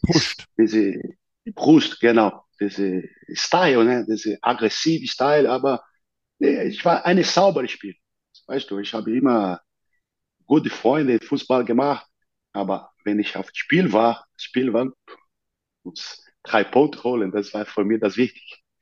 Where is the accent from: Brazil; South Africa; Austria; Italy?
Brazil; near São Paulo; German is a second language; moved away as an adult; also born or lived in Rio de Janeiro, Brazil / Munich, Germany; now in United States; in der Nähe von São Paulo, wo ich geboren bin